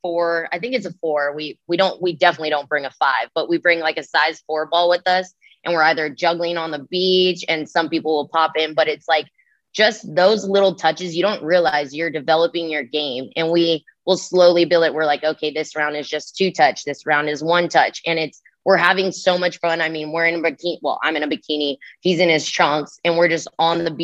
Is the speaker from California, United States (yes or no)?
yes; Rancho Cucamonga, California, United States; moved away as an adult; now in Kansas City, United States; my hometown in freaking California